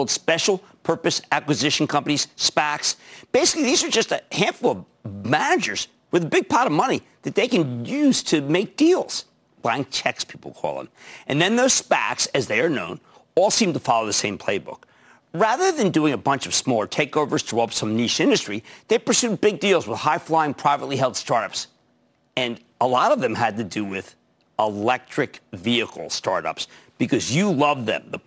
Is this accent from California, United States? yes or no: no; New Jersey, United States; my home state of New Jersey